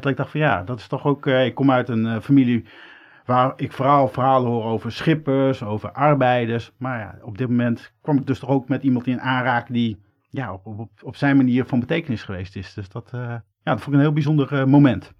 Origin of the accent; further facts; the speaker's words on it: Groningen, Netherlands; Ik ben geboren in Groningen